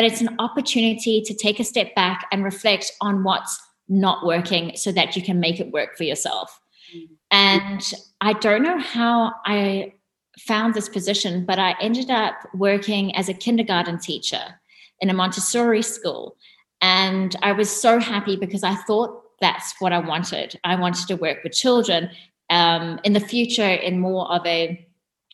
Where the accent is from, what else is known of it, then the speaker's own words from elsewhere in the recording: Durban, KwaZulu-Natal, South Africa; moved away as an adult; now in Australia; I grew up in South Africa and in a place called Durban